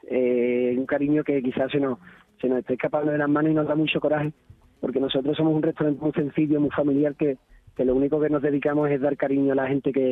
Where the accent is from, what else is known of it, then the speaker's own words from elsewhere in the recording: Alcalá del Valle, Andalusia, Spain; restaurante está en Alcalá del Valle, un pueblo entre la, entre la Sierra de Cádiz y la Serranía de Ronda. Somos gaditanos, eh, pero somos el último pueblo.